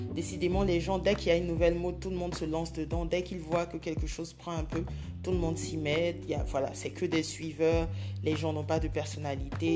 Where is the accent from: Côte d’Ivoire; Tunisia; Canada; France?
Côte d’Ivoire; je vis en Côte d'Ivoire, je suis ivoirienne